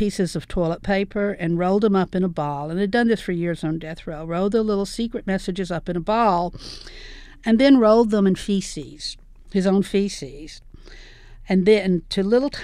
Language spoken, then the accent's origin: English; the South, United States; I'm from the South, obviously, and growing up, we always went to the Mid-South Fair